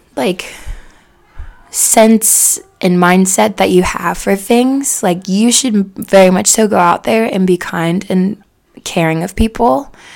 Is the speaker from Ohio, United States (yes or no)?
yes; Cincinnati, Ohio, United States; I grew up in Cincinnati for 24 years